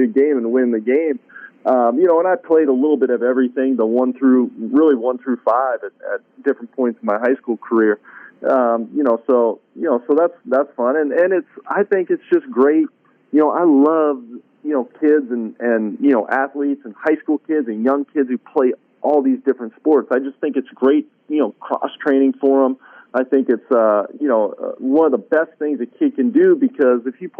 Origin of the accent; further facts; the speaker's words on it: Bay Area, Northern California, United States; moved away; also born or lived in Florida; I grew up in California. So I grew up in Northern California, right next to, you know, suburbs, San Francisco, Oakland, Berkeley, up in that area, the Bay Area.